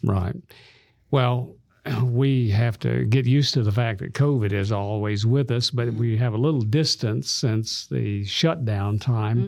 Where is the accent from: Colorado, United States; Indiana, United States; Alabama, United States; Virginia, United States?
Alabama, United States; Birmingham; also born or lived in Tuscaloosa; this little fellow growing up in Birmingham, Alabama